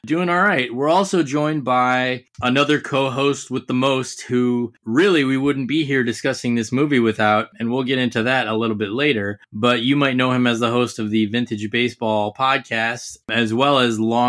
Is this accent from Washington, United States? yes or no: no; Ohio, United States; we're from Ohio